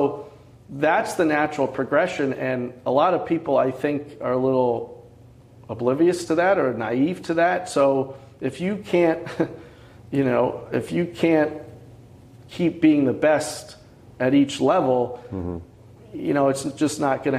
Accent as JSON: {"language": "English", "town": "Scranton", "region": "Pennsylvania", "country": "United States", "said": "Near the Scranton, Pennsylvania."}